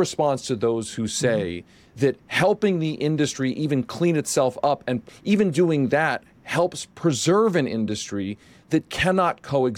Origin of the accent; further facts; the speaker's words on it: Pennsylvania, United States; Josh and I grew up in outside of Philadelphia.